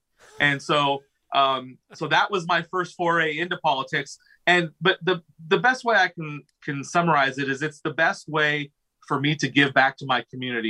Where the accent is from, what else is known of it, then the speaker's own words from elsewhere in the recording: Pella, Iowa, United States; I've been born and raised in Pella, Iowa, lived here my whole life.